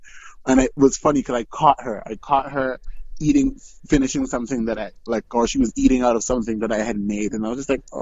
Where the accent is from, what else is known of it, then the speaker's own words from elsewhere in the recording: Montreal, Quebec, Canada; now in Edmonton, Canada; I'm born and raised in Montreal, Quebec. I'm originally a Quebecois.